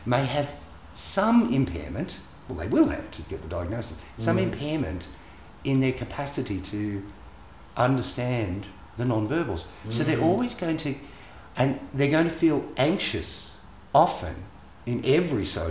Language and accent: English; Australia; I grew up in Australia.